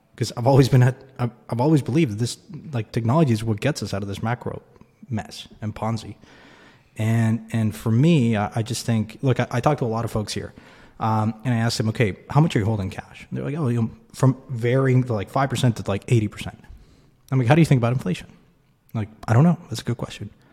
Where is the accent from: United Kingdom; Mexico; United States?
Mexico; I grew up in Mexico.